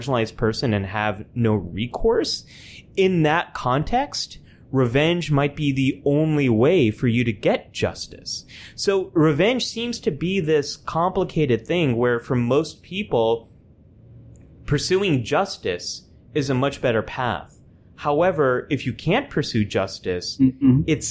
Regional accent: California, United States; moved away as an adult; also born or lived in New York; I'm a Californian who lived in New York for a decade and now just moved back to California

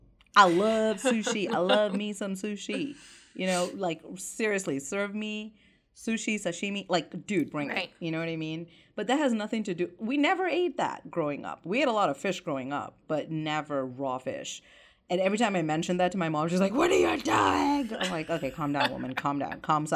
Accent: India; Yeah, I'm sorry. I'm Indian. We don't really talk about our emotions

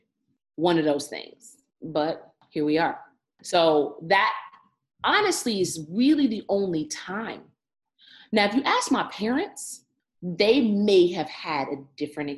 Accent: Evanston, Illinois, United States; I grew up in Evanston, love Evanston, very diverse community

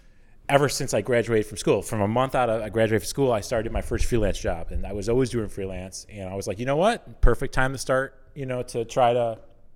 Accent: Chicago, Illinois, United States; also born or lived in Iowa; I'm not from Iowa. Oh, okay. I'm from the south suburbs of Chicago.

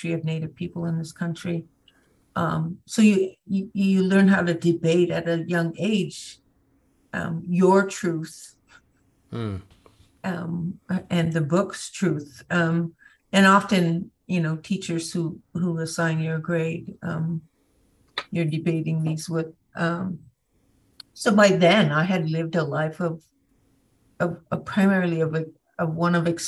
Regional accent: Hays, Montana, United States; moved away as an adult; also born or lived in North Dakota / San Diego, California / San Jose, California; when I was growing up on the Fort Belknap Reservation

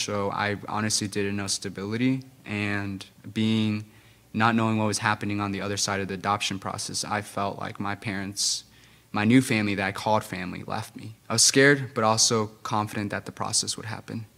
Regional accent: Guatemala; English is a second language; I grew up in Guatemala

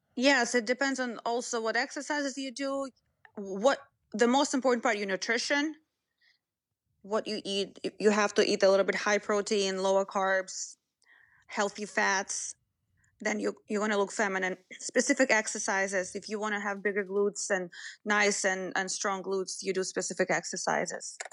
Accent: Moscow, Russia; moved away; didn't come from a small town. I was, I came from Moscow.

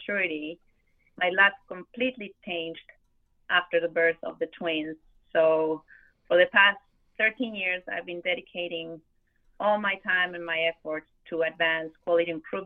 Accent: Argentina; moved away as an adult; also born or lived in Buenos Aires, Argentina; now in Miami, United States; I am originally from Argentina

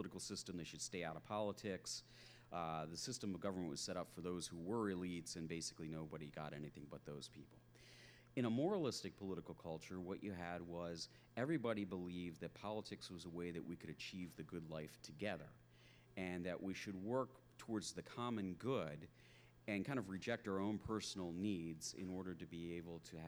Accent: Philadelphia, Pennsylvania, United States; I'm from Philadelphia

